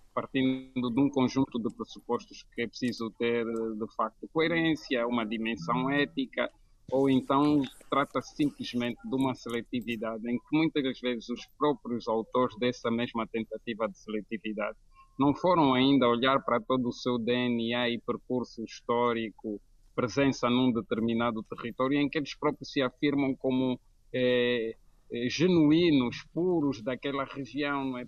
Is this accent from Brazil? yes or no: no; Angola; now in Lisbon, Portugal; eu sou angolano, mas sou um lisboeta da adoção